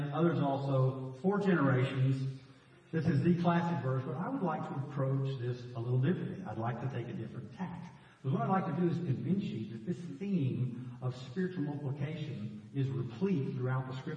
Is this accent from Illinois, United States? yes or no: no; Dallas, Texas, United States; the guys I grew up with in Dallas as a kid